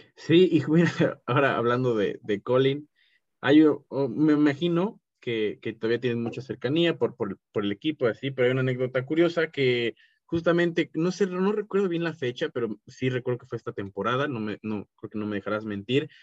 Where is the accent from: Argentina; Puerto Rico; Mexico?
Mexico; soy un mexicano podcaster como tú